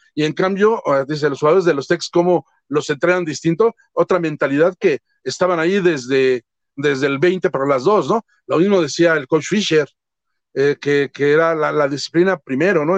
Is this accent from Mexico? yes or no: yes; Mexico; así somos los mexicanos